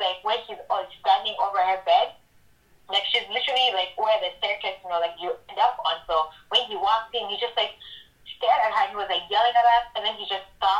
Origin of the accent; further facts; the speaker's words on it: Uganda; I also went to Uganda. Like, I grew up in Uganda